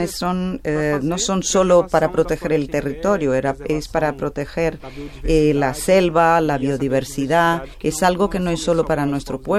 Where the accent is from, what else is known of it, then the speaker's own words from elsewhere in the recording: Pará, Brazil; Spanish is a second language; soy de Brasil, mi país es Brasil, mi bioma es la Amazonía. Eh, mi estado o provincia, como se diría aquí, es el Pará. Soy paraense, ese es el gentilicio del estado de Pará.